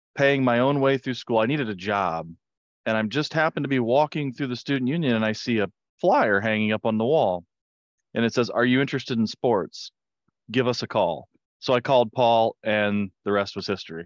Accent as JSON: {"language": "English", "town": "Hicksville", "region": "Ohio", "country": "United States", "said": "I'm from Hicksville, Ohio"}